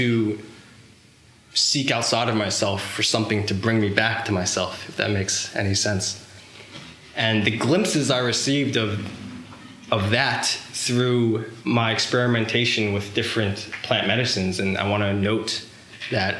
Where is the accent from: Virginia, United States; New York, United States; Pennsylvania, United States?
New York, United States; Long Island; growing up in Long Island, New York